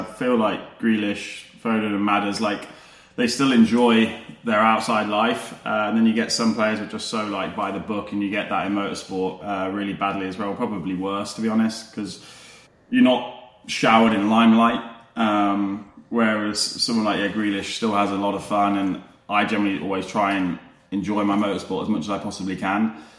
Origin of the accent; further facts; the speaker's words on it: Leicester, East Midlands, United Kingdom; I'm originally a Leicester boy. So I'm originally from Leicester.